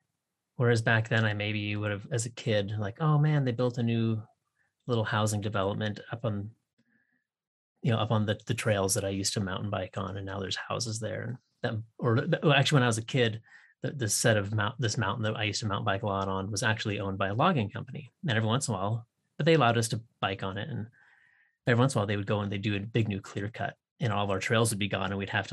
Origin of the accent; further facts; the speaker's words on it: Washington, United States; I grew up on the Canadian border, you know, north of Seattle.